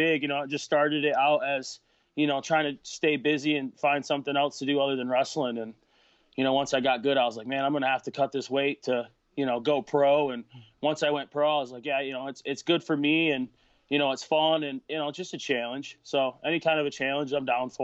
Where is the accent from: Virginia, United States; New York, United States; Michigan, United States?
Michigan, United States; northern; I used to live up north a little bit more, like more north in Michigan than where I do now